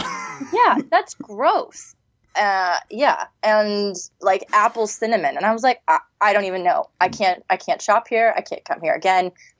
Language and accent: English; Texas, United States; I'm from Texas, so my analogies are a little weird.